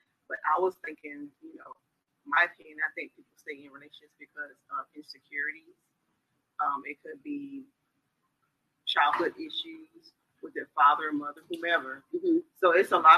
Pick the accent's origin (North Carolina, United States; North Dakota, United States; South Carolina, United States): South Carolina, United States; Orangeburg; now in Columbia, United States; I'm originally from Orangeburg, but I do reside in Columbia